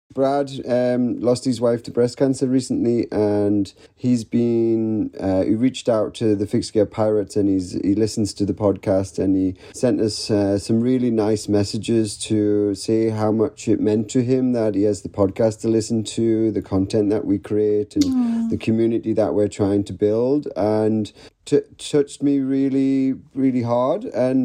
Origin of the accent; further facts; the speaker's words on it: Newcastle upon Tyne, North East England, United Kingdom; I was born and bred in Newcastle upon Tyne, northeast of England.